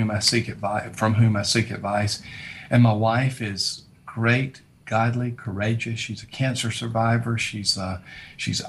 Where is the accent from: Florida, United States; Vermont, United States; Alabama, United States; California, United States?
Alabama, United States; South; I was raised in South Alabama in a very prejudicial era, a lot of racism where I grew up.